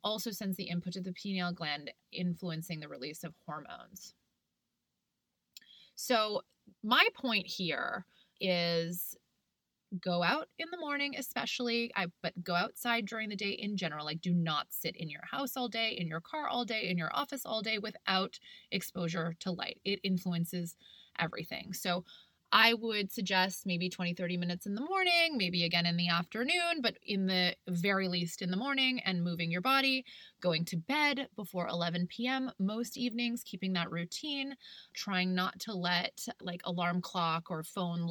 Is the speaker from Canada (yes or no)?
yes; Canada; I'm from Canada